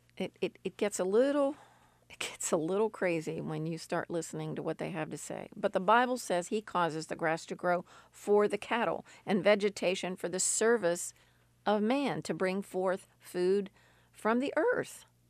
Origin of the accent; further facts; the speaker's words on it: West Virginia, United States; We in West Virginia